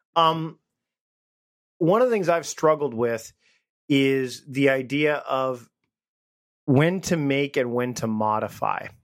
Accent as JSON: {"language": "English", "country": "Canada", "lives_now": "Victoria, Canada", "said": "we're both Canadian"}